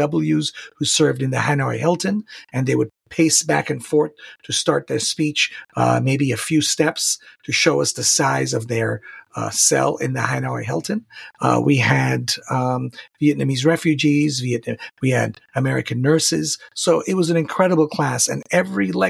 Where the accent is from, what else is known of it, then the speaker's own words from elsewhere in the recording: Tehran, Tehran Province, Iran; also born or lived in Santa Barbara, California, United States; now in San Diego, United States; I am originally from Tehran, Iran. I've lived in the United States since 1986 legally. I am living in San Diego, California